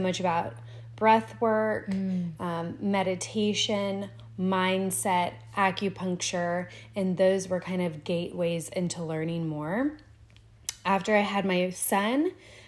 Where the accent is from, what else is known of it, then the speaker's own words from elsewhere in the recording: Florida, United States; moved away; I am originally from Florida